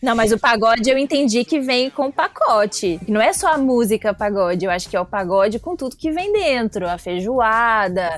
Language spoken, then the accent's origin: Portuguese; Belo Horizonte, Minas Gerais, Brazil; moved away; eu nasci em Belo Horizonte, mas minha mãe também, meu pai é de Montes Claros, norte de Minas